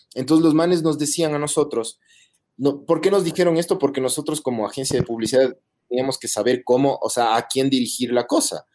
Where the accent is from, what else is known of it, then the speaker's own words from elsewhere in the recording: Ecuador; somos los ecuatorianos